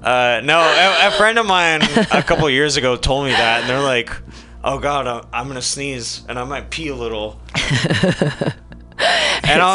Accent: Fresno, California, United States; moved away; also born or lived in Bakersfield, California; I grew up in Fresno

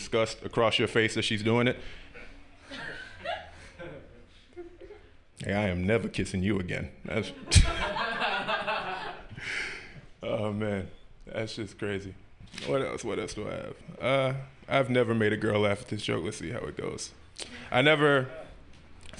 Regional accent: Memphis, Tennessee, United States; I grew up in the South, right? I'm from Memphis, Tennessee

